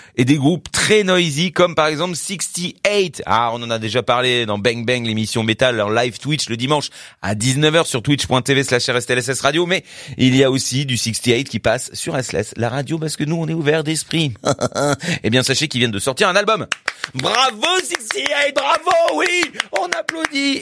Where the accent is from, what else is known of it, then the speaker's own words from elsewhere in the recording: France; pour nous en tant que Français